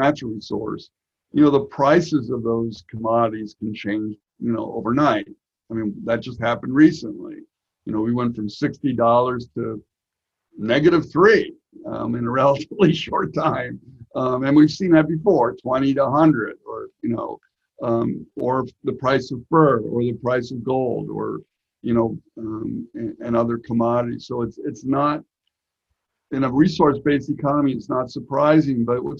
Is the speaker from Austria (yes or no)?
yes; Vienna, Austria; also born or lived in United States; now in Alaska, United States; I was a United Nations brat, so I grew up actually in Vienna, Austria, although I was born in the United States. So I moved around for a while